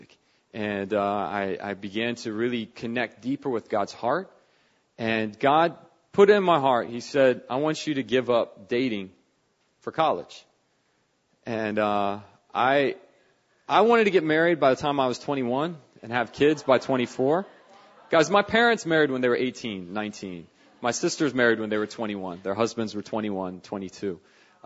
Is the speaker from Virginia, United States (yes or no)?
yes; Northern Virginia, United States; moved away; I grew up in Northern Virginia